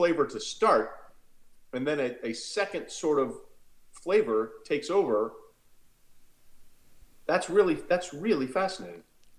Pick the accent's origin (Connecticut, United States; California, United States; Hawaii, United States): Connecticut, United States; moved away as an adult; also born or lived in New York City / Waco, Texas / Allentown, Pennsylvania / St. Louis, Missouri; I grew up, my parents are both from Texas, but I grew up in the Northeast and was born in New York City, grew up in Connecticut. And I went to school in Texas.